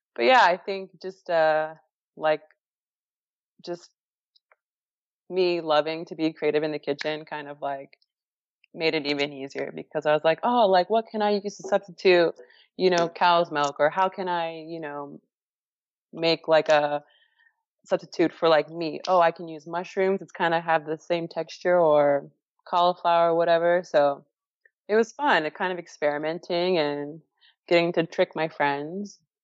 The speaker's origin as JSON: {"language": "English", "region": "Florida", "country": "United States", "also_born_or_lived": "Houston", "moved": "as an adult", "said": "my home state near my family"}